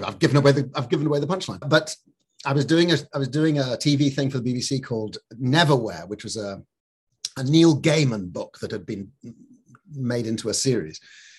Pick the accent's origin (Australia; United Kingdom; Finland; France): United Kingdom; Scotland; So I never really picked up actually being up in the north of Scotland